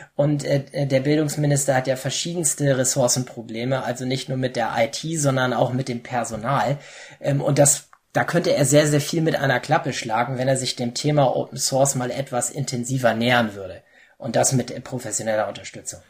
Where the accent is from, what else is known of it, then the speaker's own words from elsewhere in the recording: Hamburg, Germany; moved away as an adult; now in Saxony-Anhalt, Germany; ich komme ja aus Hamburg, was man vielleicht meiner Sprache hört